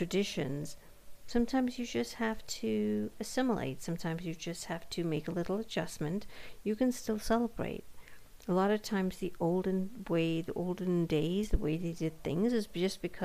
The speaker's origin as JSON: {"language": "English", "country": "India", "tie": "born or raised there", "moved": "as an adult", "lives_now": "United States", "said": "born and brought up in India for most of her life and then moved to the West"}